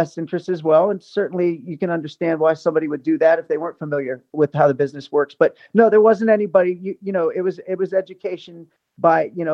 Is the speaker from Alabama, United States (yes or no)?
no; Ohio, United States; also born or lived in New York / Los Angeles; now in Las Vegas, United States; my hometown in Ohio